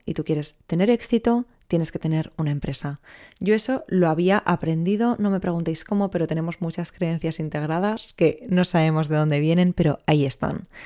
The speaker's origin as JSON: {"language": "Spanish", "town": "Barcelona", "region": "Catalonia", "country": "Spain", "said": "soy de Barcelona, tengo 26 años"}